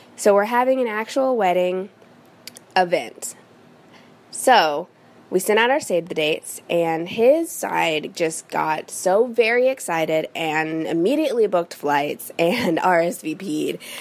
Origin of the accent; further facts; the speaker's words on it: Midwest, United States; now in Los Angeles, United States; I am from the Midwest, but I currently live in Los Angeles, California.